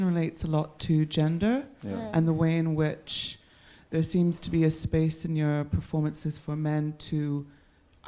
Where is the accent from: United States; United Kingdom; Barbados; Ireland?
Barbados; I'm from the Caribbean, and there we think of the sea in a very particular way in Barbados.